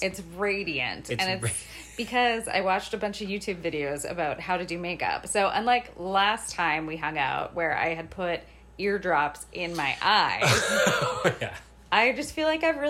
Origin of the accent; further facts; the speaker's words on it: Alberta, Canada; I'm from Alberta, so my French is I did have to take some French in school, but it's pretty rough.